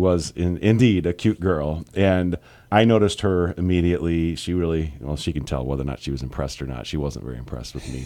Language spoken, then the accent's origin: English; United States; as American Christians